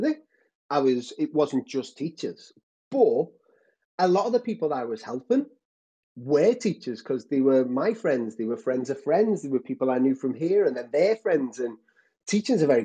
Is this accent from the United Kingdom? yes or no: yes; Liverpool, North West England, United Kingdom; I'm based in Liverpool. Lived here all my life